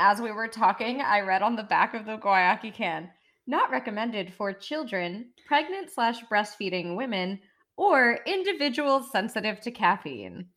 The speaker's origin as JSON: {"language": "English", "country": "United States", "accent": "American", "said": "my American accent."}